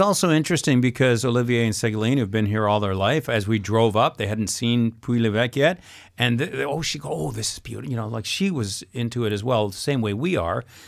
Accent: England, United Kingdom; moved away as an adult; now in France; I'm English

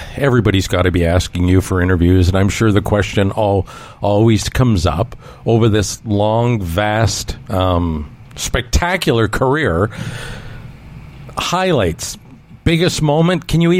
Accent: Toronto, Ontario, Canada; I was a kid growing up in Toronto

